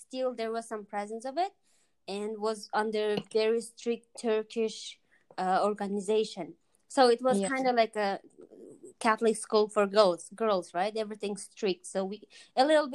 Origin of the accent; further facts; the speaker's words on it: Kazakhstan; we're both from Kazakhstan